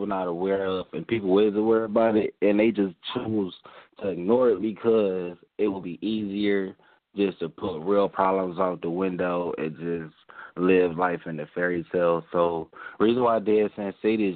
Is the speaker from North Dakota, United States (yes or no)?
no; Cleveland, Ohio, United States; I'm from Cleveland, Ohio. Born and raised here